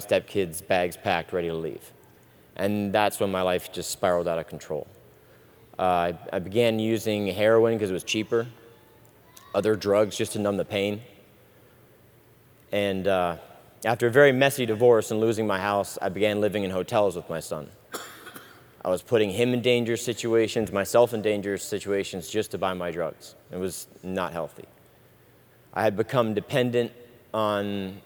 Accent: Sarasota, Florida, United States; also born or lived in Ireland; I'm originally from Sarasota. I'm 38 years old, and I was originally born in Ireland. I lived there till I was about 7 years old when my parents split, and my mother moved my brothers and I to the U.S.

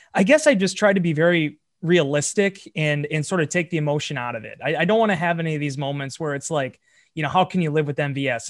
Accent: Green Bay, Wisconsin, United States; I'm born and raised in Green Bay

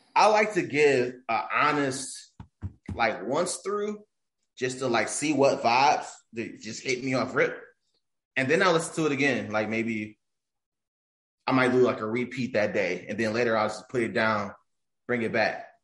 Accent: Detroit, Michigan, United States; also born or lived in Farmington, Michigan; I grew up near East Warren

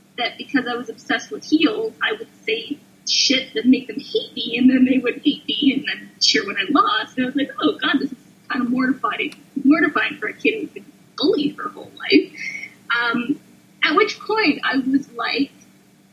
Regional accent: Canada; I'm a Canadian of that generation

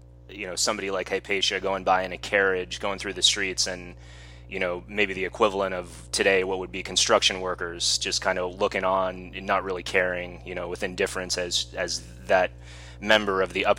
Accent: San Diego, California, United States; the way that we're both from the San Diego area

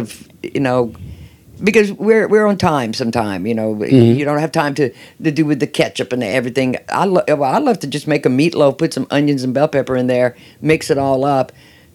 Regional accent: Louisiana, United States; born or raised there; now in Houston, United States

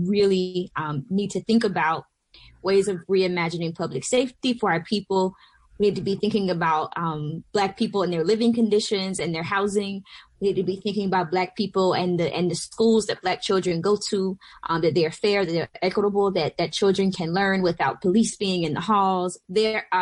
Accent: Southwest Georgia, United States; moved away as an adult; also born or lived in Atlanta, Georgia; now in Bronx, New York, United States; I am from Georgia. I'm from Southwest Georgia originally, near the Florida border.

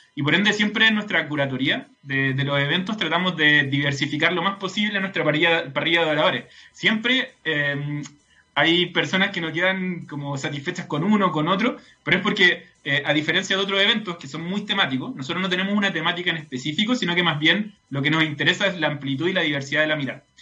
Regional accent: Santiago, Santiago Metropolitan Region, Chile; como santiaguinos

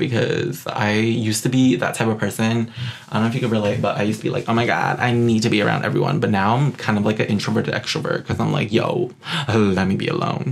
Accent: New York City, New York, United States; also born or lived in West Hollywood; now in Burbank, United States; I'm from Queens, New York

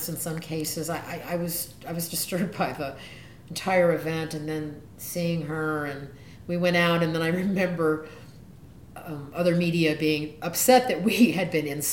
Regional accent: the South, United States; I'm from the South

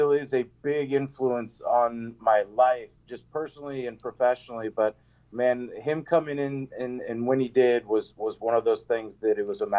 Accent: Lawrence, Kansas, United States; I'm born and raised in Lawrence, and basically my whole family went to KU.

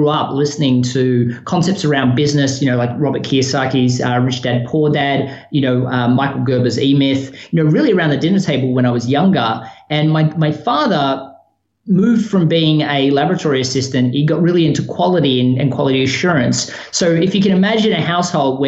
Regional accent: Melbourne, Victoria, Australia; moved away as an adult; also born or lived in Sydney, Australia; now in Chapel Hill, United States; I was born in Melbourne, Australia. So, you know, I spent most of my life there outside, a 2-year stint

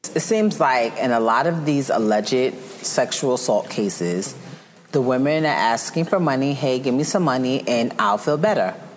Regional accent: Long Island, New York, United States; growing up in Long Island, I remember I went to a really diverse high school

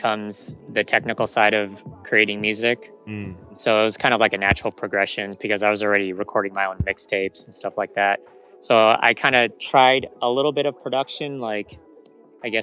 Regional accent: San Diego, California, United States; born or raised there; also born or lived in Philippines

